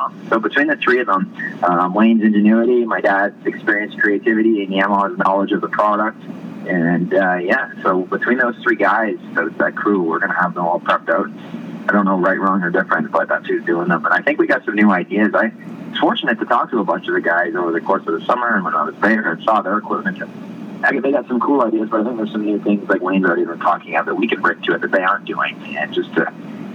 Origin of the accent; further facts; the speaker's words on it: Northern Ontario, Canada; I'm from Northern Ontario